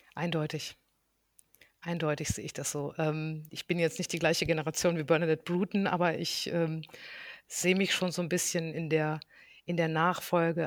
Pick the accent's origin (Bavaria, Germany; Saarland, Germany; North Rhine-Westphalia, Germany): North Rhine-Westphalia, Germany; ich bin, ähm, ganz behütet am Niederrhein aufgewachsen